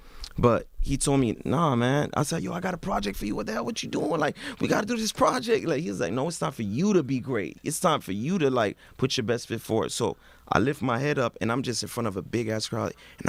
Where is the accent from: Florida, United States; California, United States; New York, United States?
Florida, United States; Miami; moved away as an adult; also born or lived in Montreal, Canada; now in Canada; just growing up in Miami